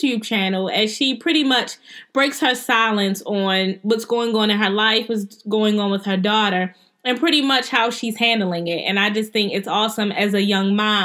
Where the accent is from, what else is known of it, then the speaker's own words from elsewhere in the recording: Baltimore, Maryland, United States; we're from Baltimore